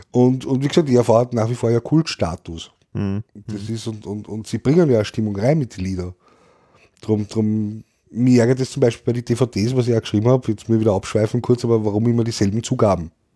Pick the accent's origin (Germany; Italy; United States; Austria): Austria; Vienna; bei uns in Österreich